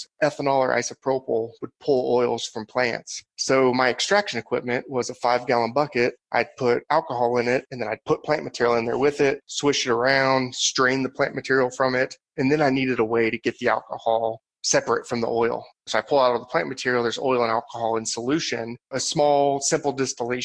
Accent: Southern Indiana, United States; moved away as an adult; now in Colorado, United States; I'm from Southern Indiana

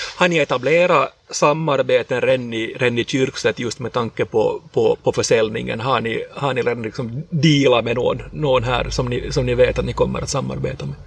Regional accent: Sjundeå, Uusimaa, Finland; Jag är hemma från Shundo, som man brukar säga i Shunda

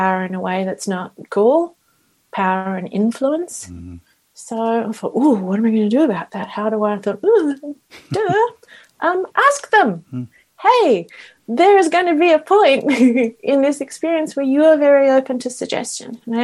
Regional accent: Australia; now in Vancouver, Canada; I'm Australian.

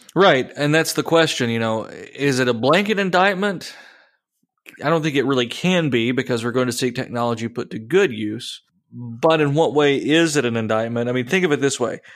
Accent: United States; I am an American.

